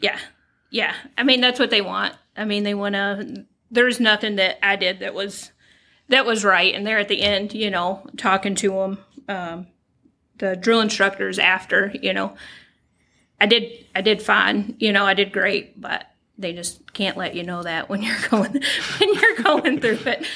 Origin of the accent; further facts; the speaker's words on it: Kentucky, United States; moved away as an adult; now in Michigan, United States; I was born and raised in Kentucky. Uh, moved here back in 2014 with my husband.